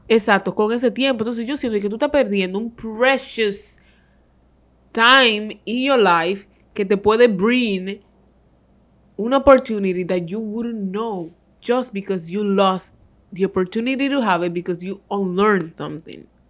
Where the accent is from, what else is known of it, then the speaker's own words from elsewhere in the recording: Dominican Republic; somos los dominicanos